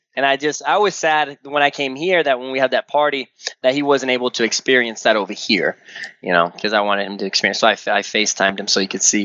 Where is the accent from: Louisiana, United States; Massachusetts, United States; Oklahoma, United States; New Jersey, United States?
Louisiana, United States; Slidell; here in Slidell. It's my hometown.